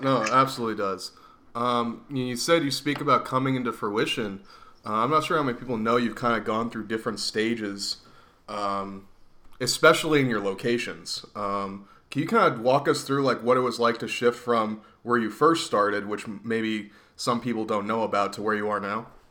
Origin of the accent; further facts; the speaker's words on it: Reading, Pennsylvania, United States; my hometown of Reading, Pennsylvania